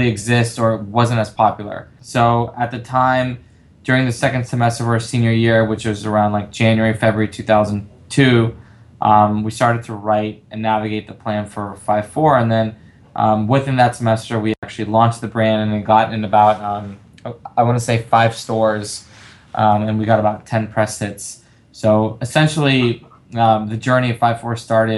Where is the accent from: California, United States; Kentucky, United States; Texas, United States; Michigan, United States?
California, United States; Los Angeles; I'm born and raised in LA. I come from a Latin family. I grew up here my entire life